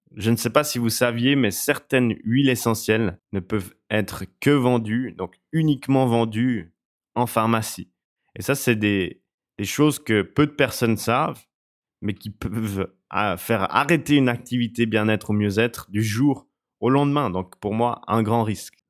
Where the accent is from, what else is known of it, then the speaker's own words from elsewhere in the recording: Switzerland; je suis suisse